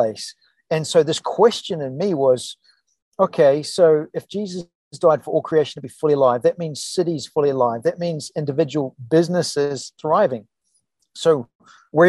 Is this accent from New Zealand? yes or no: yes; New Zealand; moved away as an adult; also born or lived in California; now in New Hope, United States; we were in California for 10 years, from New Zealand originally